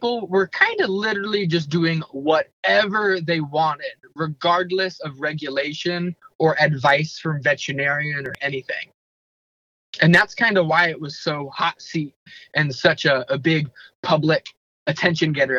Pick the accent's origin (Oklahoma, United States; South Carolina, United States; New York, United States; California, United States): Oklahoma, United States; I grew up in Oklahoma.